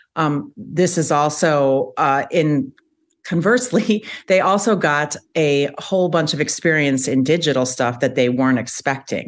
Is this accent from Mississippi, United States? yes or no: no; Chicago, Illinois, United States; moved away as an adult; also born or lived in Charlotte, North Carolina; now in Madison, United States; I am originally from Chicago